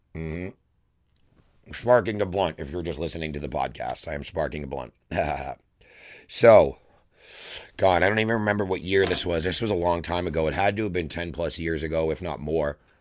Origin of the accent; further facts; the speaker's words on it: Massachusetts, United States; I'm from Massachusetts